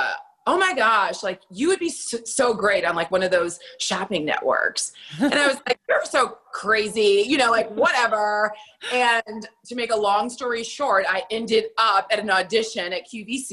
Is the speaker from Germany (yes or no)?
yes; Germany; Well, I came from Germany.